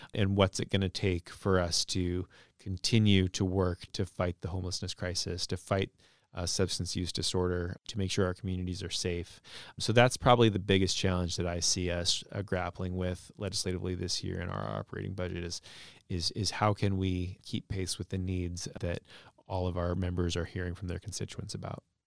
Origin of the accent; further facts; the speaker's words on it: Burien, Washington, United States; also born or lived in West Seattle; now in Seattle, United States; I grew up in Burien and used to live in Burien. I live in West Seattle now